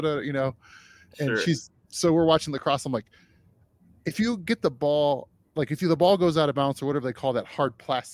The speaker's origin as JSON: {"language": "English", "region": "Northwest Ohio", "country": "United States", "tie": "born or raised there", "moved": "yes", "lives_now": "Denver, United States", "said": "I grew up there in Northwest Ohio"}